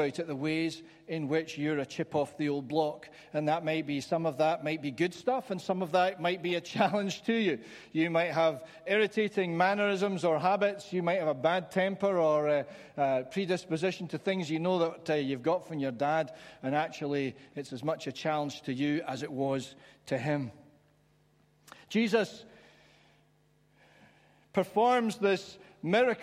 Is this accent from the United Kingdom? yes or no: yes; London, United Kingdom; I was growing up in London